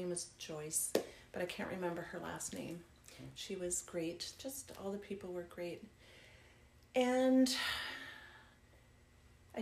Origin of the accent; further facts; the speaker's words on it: Nova Scotia, Canada; moved away; I grew up in Nova Scotia.